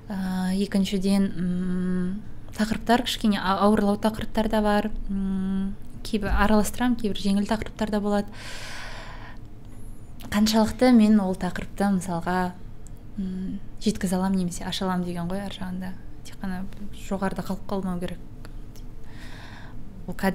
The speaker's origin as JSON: {"language": "Kazakh", "country": "Kazakhstan", "tie": "born or raised there", "moved": "yes", "lives_now": "Almaty, Kazakhstan", "said": "каспийдің қасында өстім теңізге барамын жүзіп келемін"}